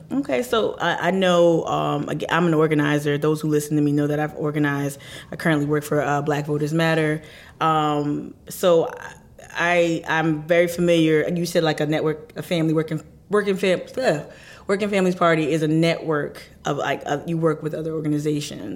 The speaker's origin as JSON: {"language": "English", "region": "New Jersey", "country": "United States", "tie": "born or raised there", "also_born_or_lived": "Philadelphia, Pennsylvania", "moved": "yes", "said": "I'm, I'm born and raised in Jersey. I lived mm-hmm. 10 years also in the Philadelphia metro area."}